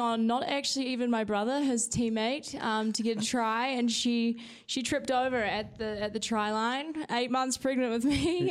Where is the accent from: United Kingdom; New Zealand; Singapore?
New Zealand; moved away as an adult; now in Colorado, United States; I'm not from America. I'm from New Zealand. Um, I'm from a, a very small town at the top of the South Island